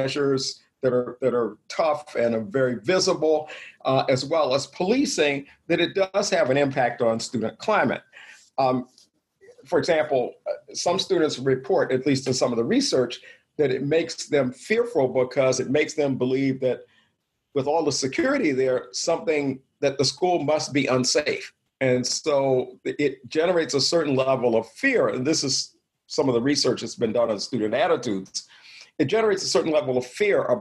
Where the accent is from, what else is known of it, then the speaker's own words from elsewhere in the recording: the South, United States; I grew up in the South, graduated from high school in 1972